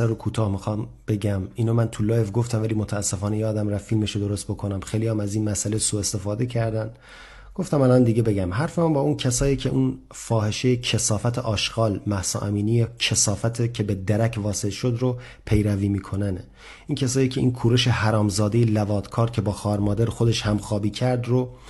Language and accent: Persian; Lebanon; Persian is a second language; من لبنانی هم. از لبنان هستم